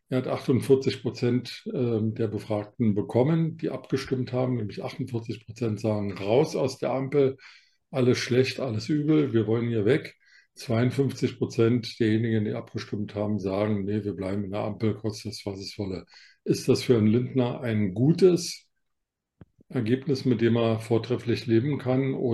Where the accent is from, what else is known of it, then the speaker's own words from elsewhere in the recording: Berlin, Germany; Wir sind ja beide Berliner, wir beide können das.